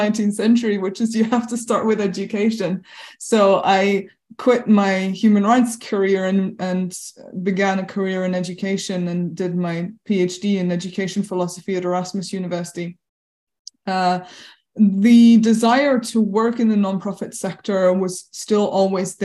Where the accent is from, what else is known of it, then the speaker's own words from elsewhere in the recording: Chantilly, Hauts-de-France, France; now in Rotterdam, Netherlands; I am actually French. I was born in Chantilly in the 1980s